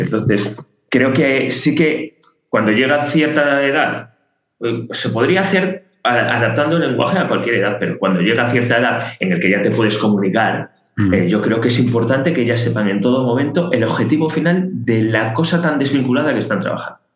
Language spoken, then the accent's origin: Spanish; León, Castile and León, Spain; now in Catalonia, Spain; yo que soy de León, como, creo que ya dije, pues eh, cuando ahora que estoy en Cataluña